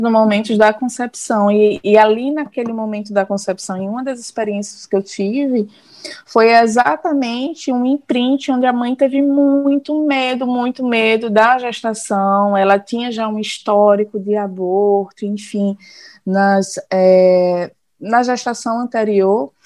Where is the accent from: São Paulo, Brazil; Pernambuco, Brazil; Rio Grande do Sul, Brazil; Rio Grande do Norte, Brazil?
Pernambuco, Brazil; Olinda; now in Paulista, Brazil; eu sou daqui de natural de Olinda, Pernambuco